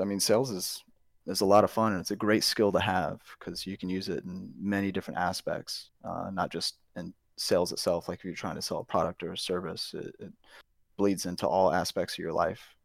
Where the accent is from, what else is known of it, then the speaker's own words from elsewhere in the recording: St. Louis, Missouri, United States; moved away as an adult; now in Texas, United States; I'm originally from Saint Louis